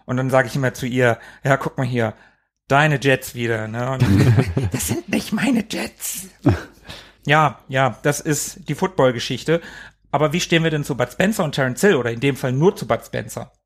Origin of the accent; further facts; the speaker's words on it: Hanover, Lower Saxony, Germany; ich komme aus Hannover, ich bin hier geboren und ich lebe hier